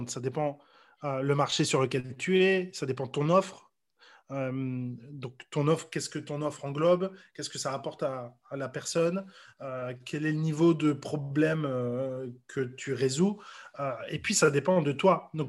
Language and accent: French; Brussels, Brussels-Capital Region, Belgium; now in Paris, France; Donc là, ici, je suis dans ma chambre parisienne. Euh, je viens de Bruxelles à la base, mais j'étais amoureux de Paris depuis bien plus longtemps, depuis 10 ans au moins.